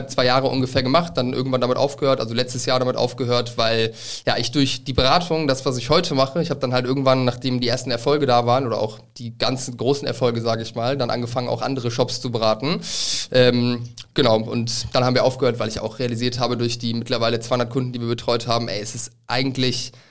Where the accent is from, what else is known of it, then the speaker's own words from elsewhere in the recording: Northern Germany, Germany; now in Cologne, Germany; ich bin seit fünf Jahren in Köln. Vorher komme ich aus Norddeutschland